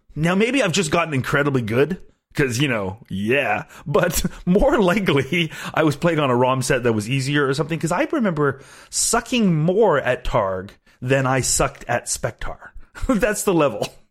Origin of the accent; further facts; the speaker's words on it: Canada; I am Canadian